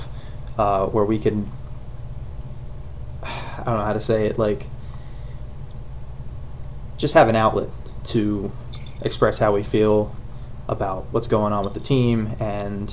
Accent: Glen Burnie, Maryland, United States; moved away as an adult; now in Frederick, United States; I was born in Glen Burnie and recently moved to Frederick

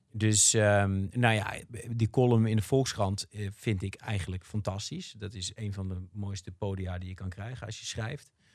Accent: Rotterdam, South Holland, Netherlands; als Rotterdammer

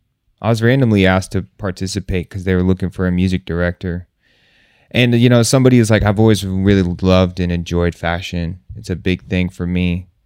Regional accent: United States; You know, they know we're from the States. They know that we're bringing this sound to them.

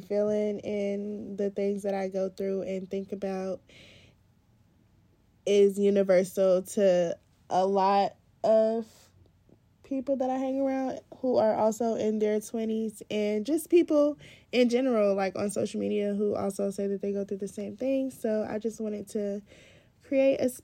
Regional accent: Chicago, Illinois, United States; I'm 22 and from Chicago

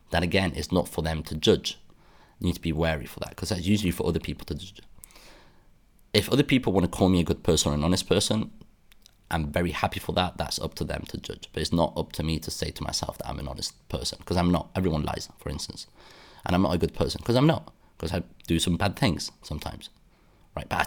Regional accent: United Kingdom; accent: British; I mean by that is that I am British. I people tell me I have a British accent

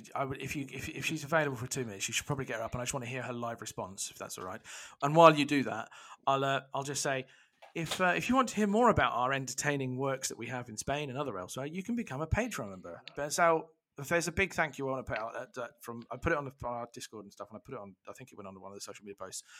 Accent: England, United Kingdom; I'm English, I'm British

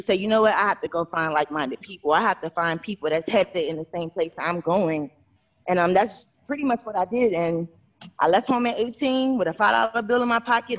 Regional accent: Chicago, Illinois, United States; moved away as an adult; now in Atlanta, United States; in Chicago, I left home at 18

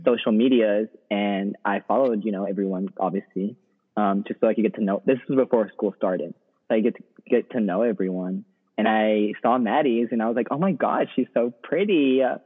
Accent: Texas, United States; moved away as an adult; now in New Orleans, United States; I'm originally from Texas

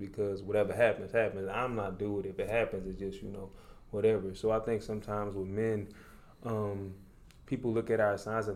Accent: New Orleans, Louisiana, United States; now in Dallas, United States; I'm originally from New Orleans, Louisiana

